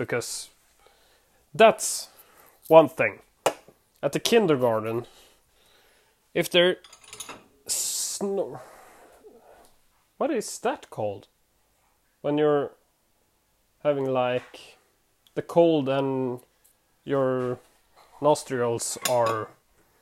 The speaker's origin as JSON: {"language": "English", "country": "Sweden", "tie": "born or raised there", "second_language": "English", "said": "I'm from Sweden. I live in Sweden, born in Sweden."}